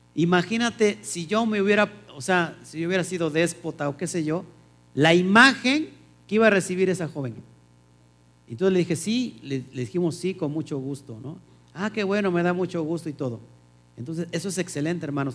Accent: Mexico; la costumbre que tenemos nosotros como los mexicanos

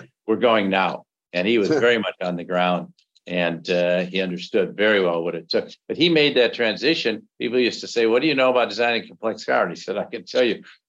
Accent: Grand Rapids, Michigan, United States; I grew up in Michigan, and on the other side of the state, Grand Rapids

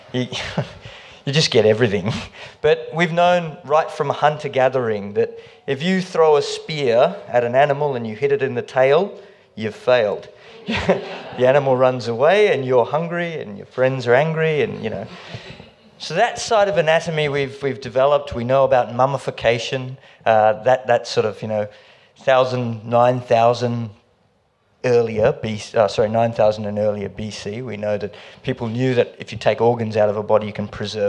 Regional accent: India; now in Melbourne, Australia; I'm Indian.

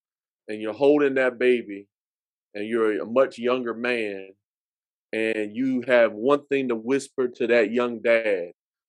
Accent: Vietnam; I grew up in Vietnam, and then my wife went to Garfield High School

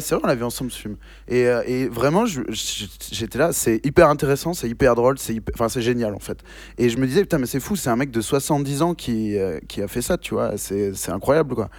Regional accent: Bordeaux, Nouvelle-Aquitaine, France; also born or lived in Bayonne; nous, on est de Bordeaux

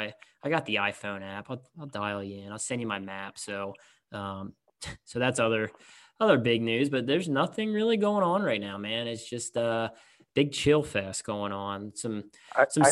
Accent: Pine Grove, Pennsylvania, United States; Grew up in Pine Grove, Pennsylvania

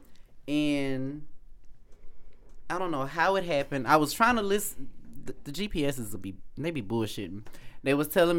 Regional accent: Alexandria, Louisiana, United States; I'm from Alexandria, Louisiana

